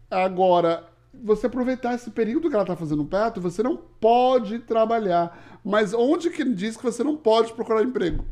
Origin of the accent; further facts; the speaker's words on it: Toronto, Ontario, Canada; Eu nasci em Toronto e eu sou o canadense de meia tigela.